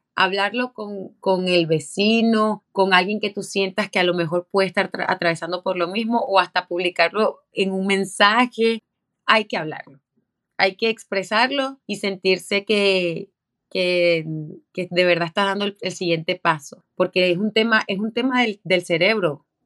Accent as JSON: {"language": "Spanish", "country": "Venezuela", "said": "como decimos en Venezuela"}